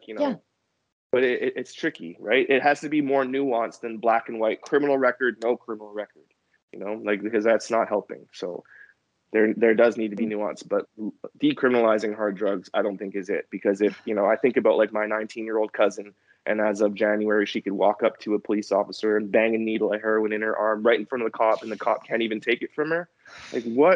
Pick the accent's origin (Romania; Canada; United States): Canada; New Westminster, British Columbia; I grew up in New Westminster, British Columbia